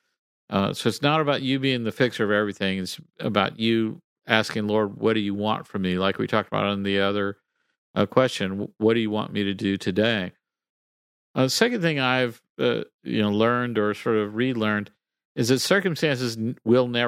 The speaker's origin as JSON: {"language": "English", "region": "Texas", "country": "United States", "tie": "born or raised there", "said": "I grew up in Texas"}